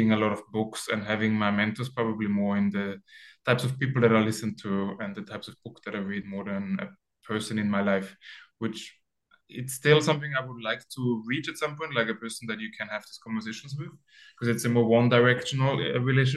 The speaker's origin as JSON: {"language": "English", "country": "Austria", "tie": "born or raised there", "also_born_or_lived": "Sweden", "moved": "as an adult", "lives_now": "Barcelona, Spain", "said": "my hometown, which is like a 10,000 people town in Austria"}